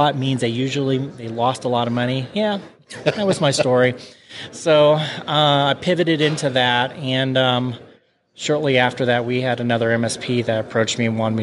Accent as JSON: {"language": "English", "town": "Kansas City", "country": "United States", "said": "we're from Kansas City"}